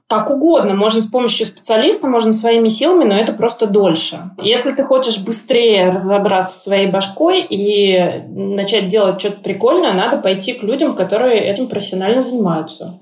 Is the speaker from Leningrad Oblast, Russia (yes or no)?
no; Nizhny Novgorod, Nizhny Novgorod Oblast, Russia; also born or lived in Moscow; now in Lisbon, Portugal; Я из Нижнего Новгорода, и в какой-то момент я переехала в Москву